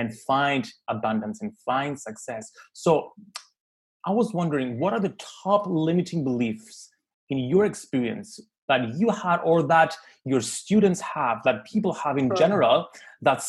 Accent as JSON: {"language": "English", "country": "Cyprus", "tie": "born or raised there", "said": "I was born in Cyprus"}